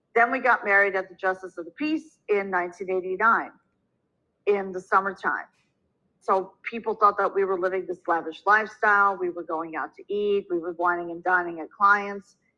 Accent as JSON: {"language": "English", "region": "Minnesota", "country": "United States", "tie": "born or raised there", "also_born_or_lived": "New York City", "moved": "as an adult", "said": "I was born and raised in Minnesota"}